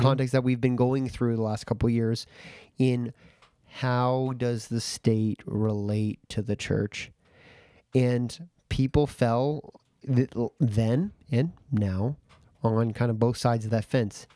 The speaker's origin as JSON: {"language": "English", "country": "Canada", "said": "as a Canadian"}